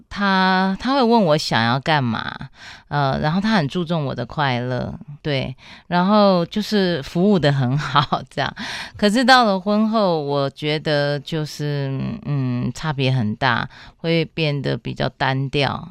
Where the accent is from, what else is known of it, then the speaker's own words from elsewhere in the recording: Taipei, Taiwan; 我在台北是长大，然后我的父母都有工作